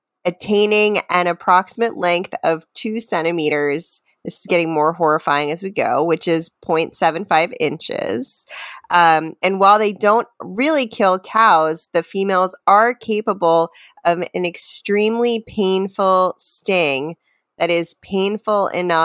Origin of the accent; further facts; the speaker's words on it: Maryland, United States; moved away; where I grew up in Maryland